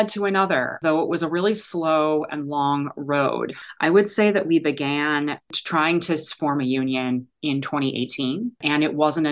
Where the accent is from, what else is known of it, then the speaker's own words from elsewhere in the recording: Chicago, Illinois, United States; moved away as an adult; also born or lived in Ann Arbor, Michigan; I am from Chicago